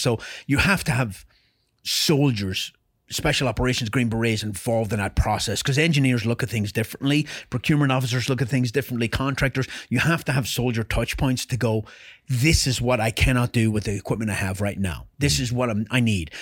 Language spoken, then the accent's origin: English; Ireland; moved away as an adult; I was born in Ireland and raised in Ireland